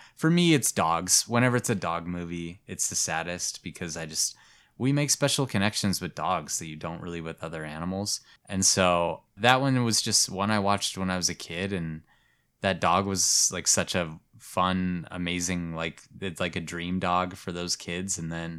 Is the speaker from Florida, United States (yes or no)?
yes; Florida, United States; Because I'm like, I'm from Florida, I know what I'm doing.